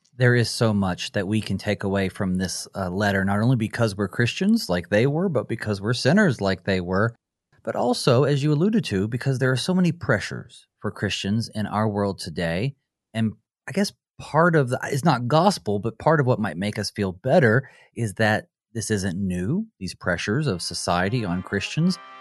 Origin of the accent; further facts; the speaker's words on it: Western North Carolina, United States; I'm from, uh, Western North Carolina